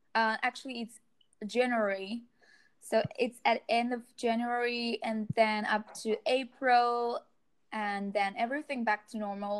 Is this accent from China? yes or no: yes; China; I'm from China